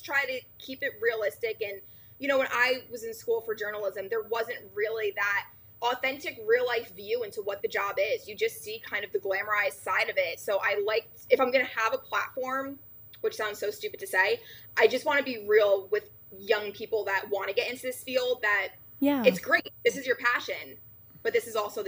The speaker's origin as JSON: {"language": "English", "region": "New Jersey", "country": "United States", "said": "I'm from New Jersey"}